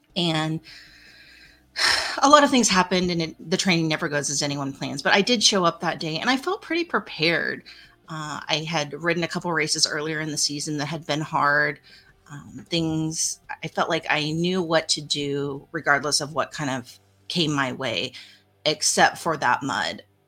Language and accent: English; Pratt, Kansas, United States; my hometown of Pratt, Kansas